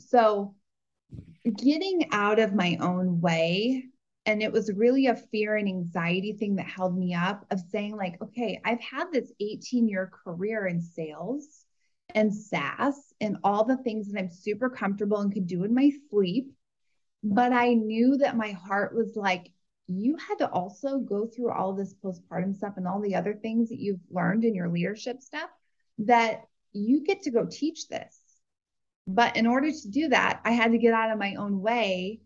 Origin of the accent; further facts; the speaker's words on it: Iowa, United States; I grew up in a farm in Iowa